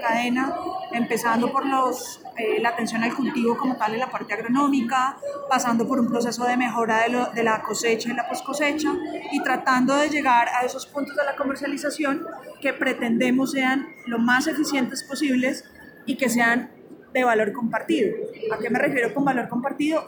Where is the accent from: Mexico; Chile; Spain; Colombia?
Colombia; yo soy colombiana